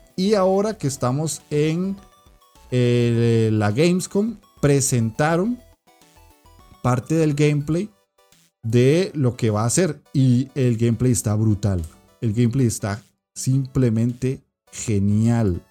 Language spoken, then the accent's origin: Spanish; Costa Rica; en mi país, que es Costa Rica